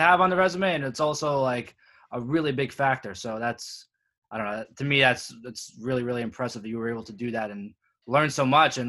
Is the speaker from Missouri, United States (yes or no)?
no; the New York area, United States; now in Florida, United States; I'm actually from the New York area, but right now I'm actually in Florida